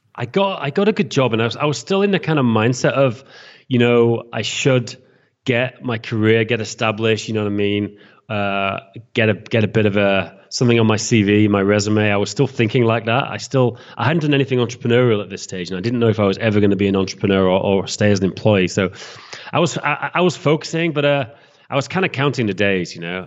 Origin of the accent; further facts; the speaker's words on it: England, United Kingdom; moved away as an adult; now in Prague, Czech Republic; I'm from England